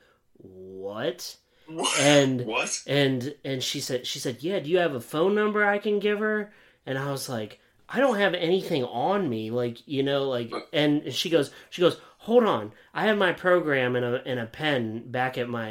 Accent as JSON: {"language": "English", "town": "Williamsport", "region": "Pennsylvania", "country": "United States", "tie": "born or raised there", "moved": "yes", "said": "this is my hometown"}